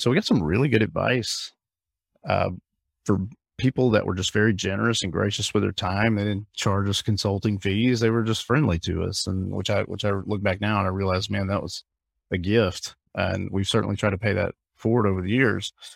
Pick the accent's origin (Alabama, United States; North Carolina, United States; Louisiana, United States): Alabama, United States; I grew up in Alabama, I grew up in the South